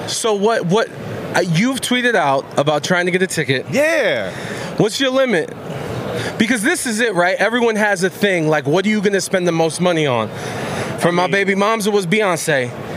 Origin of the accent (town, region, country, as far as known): Cleveland, Ohio, United States; born or raised there